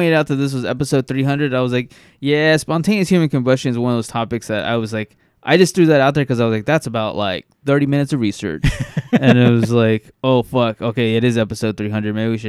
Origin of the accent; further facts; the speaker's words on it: Bakersfield, California, United States; I grew up in the hood. I grew up in East Bakersfield, and I remember we didn't have cable